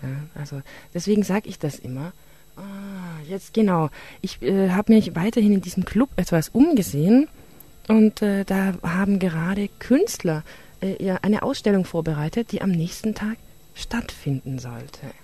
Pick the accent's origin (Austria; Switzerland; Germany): Germany; Tübingen, Baden-Württemberg; Ich bin aus Tübingen